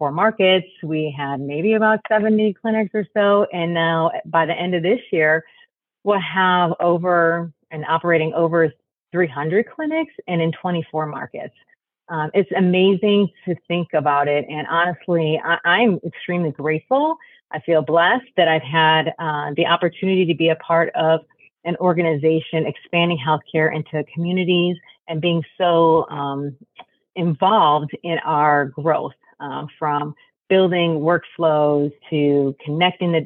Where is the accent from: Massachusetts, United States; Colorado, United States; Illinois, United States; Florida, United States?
Illinois, United States; Chicago; now in Dallas, United States; I'm originally from Chicago